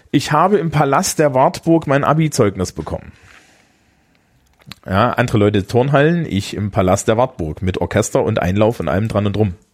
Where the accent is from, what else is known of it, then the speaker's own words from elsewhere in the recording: Thuringia, Germany; vielleicht solltest du mal mit jemandem aus Sachsen drüber reden und nicht mit mir, weil ich bin ja Thüringer und wir finden die auch ein bisschen komisch.